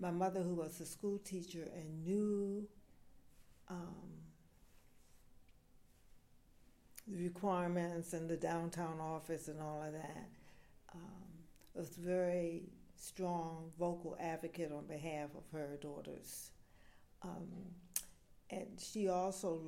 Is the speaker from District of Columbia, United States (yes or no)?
yes; Washington, District of Columbia, United States; also born or lived in Cleveland, Ohio; I grew up in Washington, D.C., Northeast D.C.